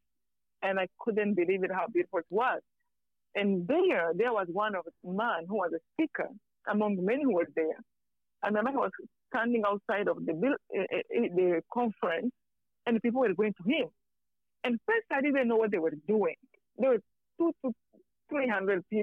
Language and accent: English; Rwanda; moved away; I'm from Rwanda.